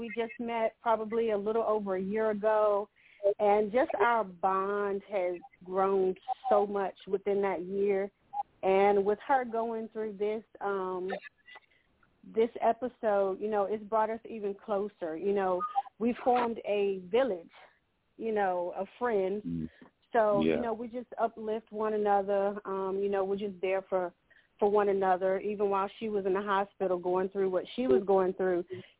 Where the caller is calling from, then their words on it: Henderson, North Carolina, United States; I'm calling from Henderson, North Carolina.